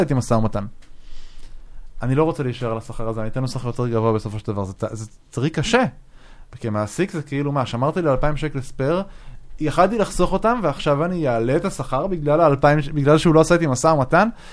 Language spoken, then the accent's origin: Hebrew; Israel; אנחנו כישראלים